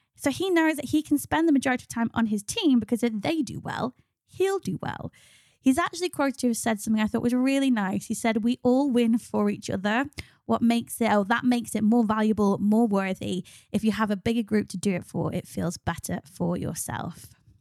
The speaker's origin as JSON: {"language": "English", "country": "United Kingdom", "said": "ultimately we're British"}